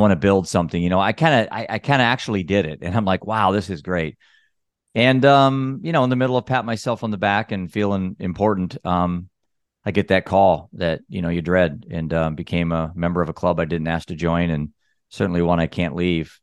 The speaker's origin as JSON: {"language": "English", "region": "Iowa", "country": "United States", "said": "I'm a dad from Iowa."}